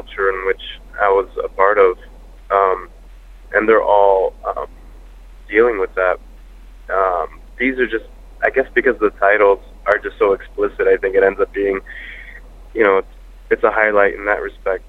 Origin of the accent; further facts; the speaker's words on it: South Florida, United States; growing up in South Florida